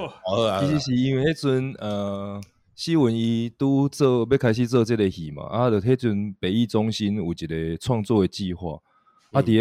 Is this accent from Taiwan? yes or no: yes; Taiwan; 我们台湾人然后演一个英国的故事那样的感觉，